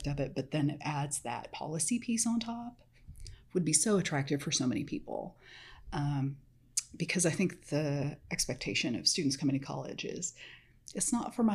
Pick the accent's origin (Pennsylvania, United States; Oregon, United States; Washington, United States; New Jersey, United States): Oregon, United States; Medford; now in Texas, United States; I grew up in Medford, which is about half an hour from the California border on I-5.